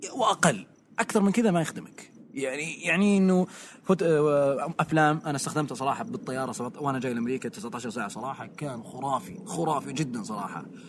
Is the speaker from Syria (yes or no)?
no; Saudi Arabia; عندنا بالسعوديه